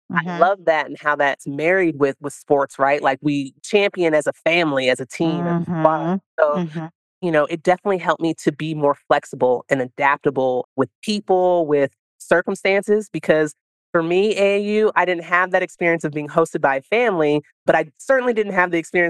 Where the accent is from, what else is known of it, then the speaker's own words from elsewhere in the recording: the Bay Area, California, United States; also born or lived in Italy; my hometown